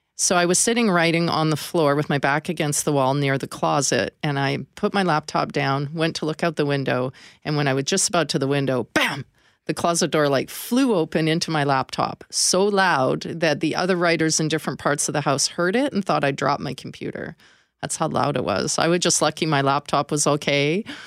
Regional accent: northern British Columbia, Canada; now in Manitoba, Canada; I wasn't fortunate enough to grow up here. I grew up in, uh, northern B C

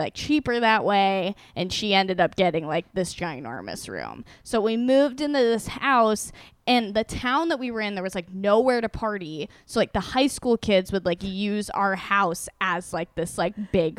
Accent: Iowa, United States; born or raised there; moved away as an adult; now in New York, United States

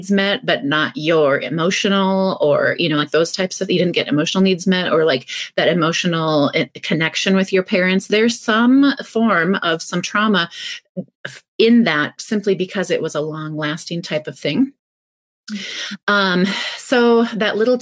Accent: North Central Iowa, United States; now in Minnesota, United States; I grew up in North Central Iowa

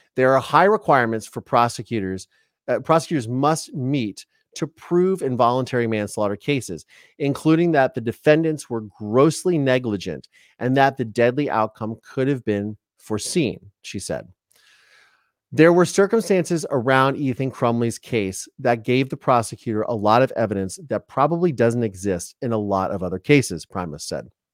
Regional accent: Ohio, United States; I'm from Ohio

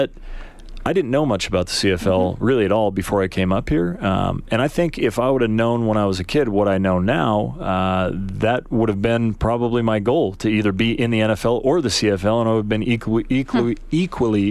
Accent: United States; a kid growing up in the United States that loves football

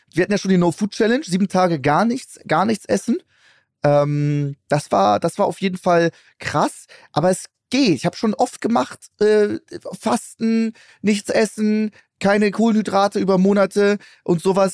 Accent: Hamburg, Germany; ich komme ja aus Hamburg

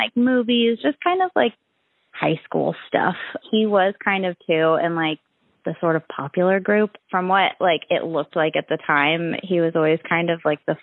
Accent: Mansfield, Ohio, United States; I grew up in Mansfield, Ohio

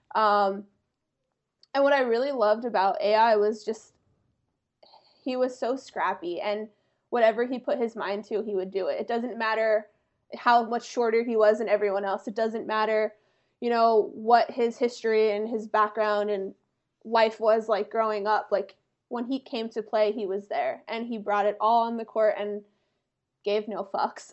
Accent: about an hour north of Philadelphia, Pennsylvania, United States; I'm from about an hour north of Philly

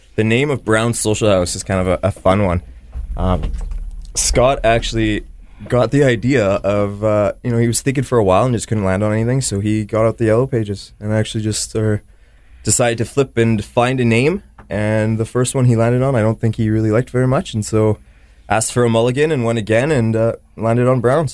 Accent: Winnipeg, Manitoba, Canada; I am, you know, born and raised in Winnipeg, yeah, on the Transcona side

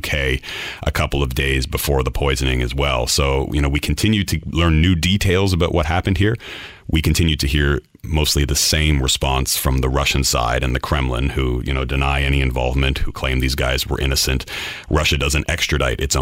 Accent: Canada; now in London, United Kingdom; as a Canadian journalist based in London

